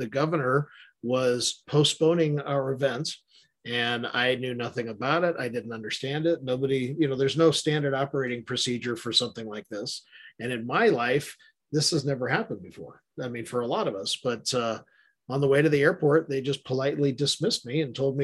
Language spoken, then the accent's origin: English; Hawaii, United States; I have a big background in Polynesian growing up in Hawaii